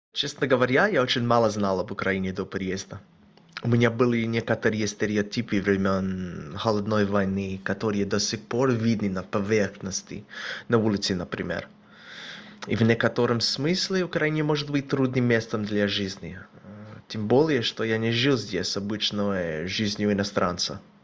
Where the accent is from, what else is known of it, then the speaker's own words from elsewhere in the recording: Australia; now in Kyiv, Ukraine; мне 30 лет, я из Австралии